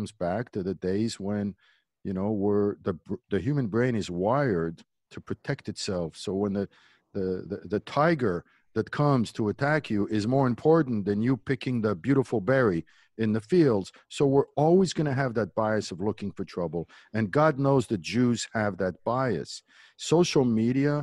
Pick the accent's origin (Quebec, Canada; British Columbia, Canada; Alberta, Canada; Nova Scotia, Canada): Quebec, Canada; Montreal; moved away as an adult; also born or lived in Berrechid, Morocco; now in Los Angeles, United States; that's where I grew up in Canada and graduated from McGill University